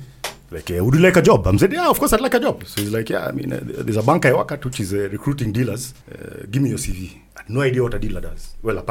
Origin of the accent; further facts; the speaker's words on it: Kenya; Being the Kenyan